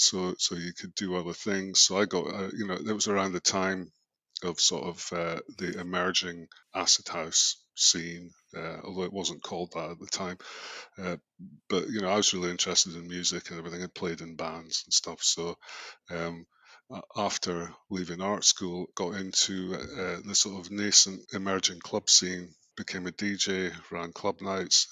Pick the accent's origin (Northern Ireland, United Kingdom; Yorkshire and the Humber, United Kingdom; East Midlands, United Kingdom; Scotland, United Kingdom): Scotland, United Kingdom; also born or lived in London; now in Melbourne, Australia; Being Scottish, you know what? I've been away for so long